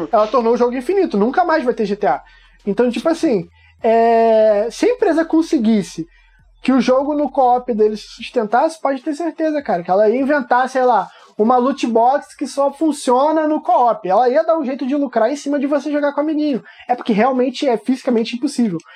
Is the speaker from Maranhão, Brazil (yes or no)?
no; São João de Meriti, Rio de Janeiro, Brazil; eu sou também de São João do Meriti, não é pequeno, mas é afastado.